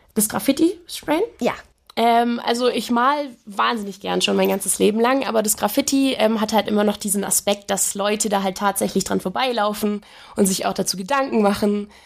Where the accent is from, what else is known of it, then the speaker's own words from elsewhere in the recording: Augsburg, Bavaria, Germany; Bei uns in Augsburg zum Beispiel, da komme ich ja her